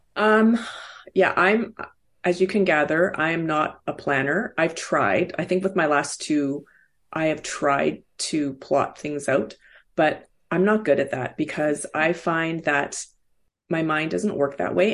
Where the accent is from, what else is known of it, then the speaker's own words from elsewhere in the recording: Vancouver, British Columbia, Canada; also born or lived in Seoul, South Korea / Hong Kong / Toronto; Vancouver has been home for most of that time